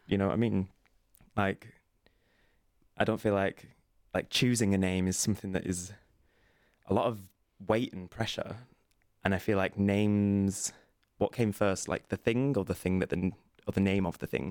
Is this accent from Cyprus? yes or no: no; Burnley, North West England, United Kingdom; moved away; I'm originally from a little town called Burnley, which is in the north of England